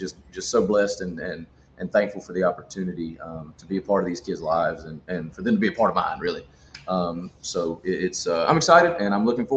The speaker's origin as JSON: {"language": "English", "region": "Southwest Georgia", "country": "United States", "said": "I'm from Southwest Georgia"}